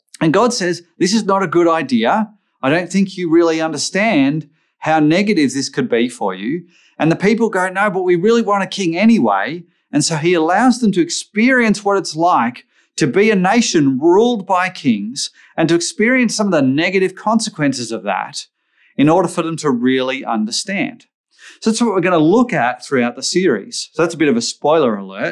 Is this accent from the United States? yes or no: no; Australia; I grew up in Australia